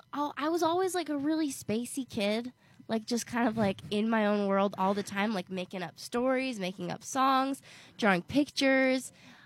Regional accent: Sequim, Washington, United States; also born or lived in Whidbey Island, Washington; now in Nashville, United States; I was born and raised in Washington State, born on Whidbey Island.

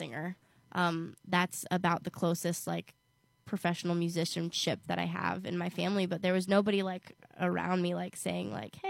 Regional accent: Sequim, Washington, United States; also born or lived in Whidbey Island, Washington; now in Nashville, United States; I was born and raised in Washington State, born on Whidbey Island.

